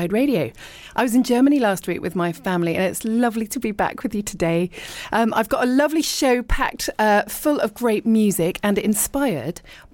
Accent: Richmond, London, United Kingdom; moved away as an adult; also born or lived in abroad / East Sheen; I was born in Richmond and I lived and worked in London, but then I lived abroad for a really long time. So I'm now back in the UK and I live in leafy East Sheen

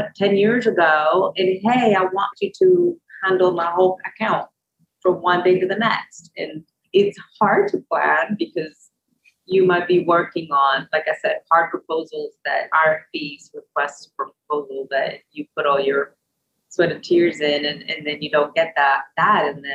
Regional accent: Puerto Rico; now in Louisville, United States; Louisville is my home. I am from Puerto Rico.

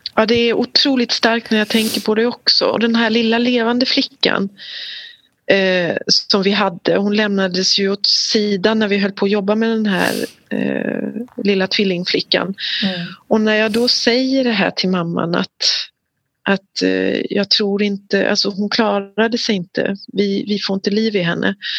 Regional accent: Sweden; jag är ju en svensk kvinna jag har fött mina barn i Sverige

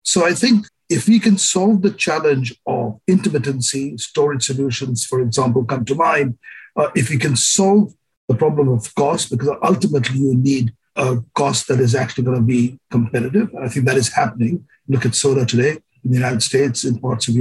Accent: India; I grew up in India

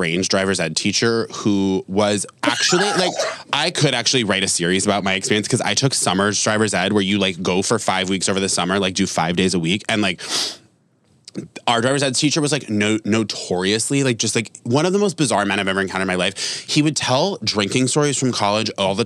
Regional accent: Vermont, United States; Vermont. I'm from Vermont

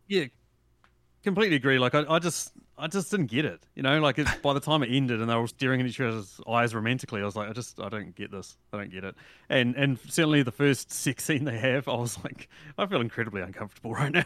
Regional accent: New Zealand; as a New Zealander

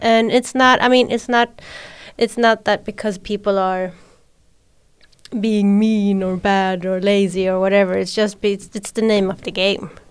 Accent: Sweden

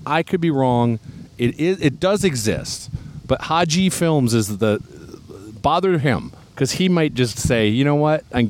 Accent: Midwest, United States; now in California, United States; I know I'm from the Midwest. It's 5 below 0 where I'm from.

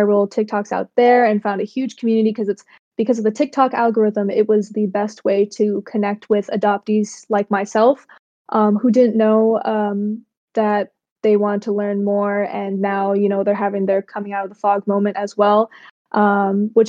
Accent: Massachusetts, United States; also born or lived in Cambodia; I am adopted from Cambodia, and I live right now in Massachusetts in the United States. And I've been living here for 21, almost 22 years now

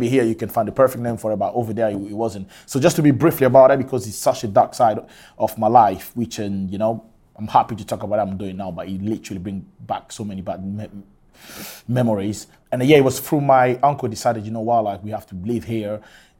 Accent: Scotland, United Kingdom; Yes. I grew up in Scotland. You know what I mean? I live in Scotland literally all my life.

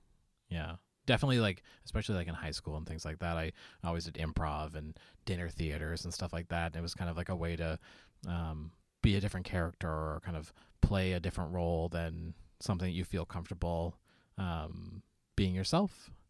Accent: Nova Scotia, Canada; now in Halifax, Canada; I grew up on the Eastern Shore of Nova Scotia, but I live in the city now.

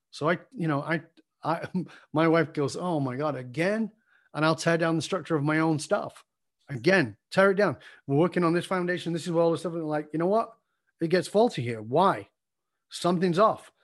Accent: Salford, North West England, United Kingdom; filmed in my hometown.

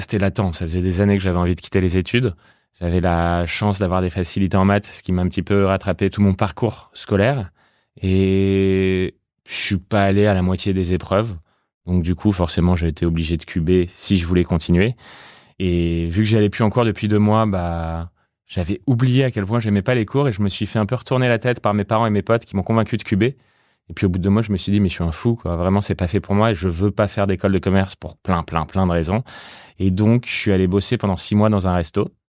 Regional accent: Paris, Île-de-France, France; j'ai grandi à Paris

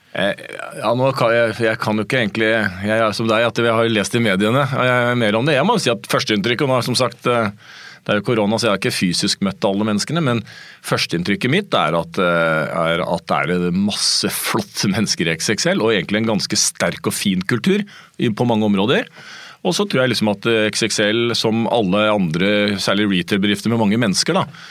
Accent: Hamar, Innlandet, Norway; moved away; Jeg spilte fotball da jeg var liten, jeg kom fra Hamar

